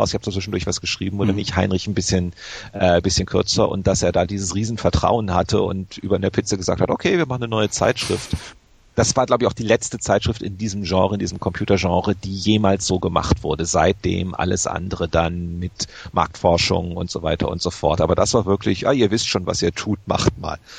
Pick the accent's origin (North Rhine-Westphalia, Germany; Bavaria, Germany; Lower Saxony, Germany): North Rhine-Westphalia, Germany; Grevenbroich; born there; Äh, ich bin gebürtiger Gräfenbrocher. Daher kam ich drauf.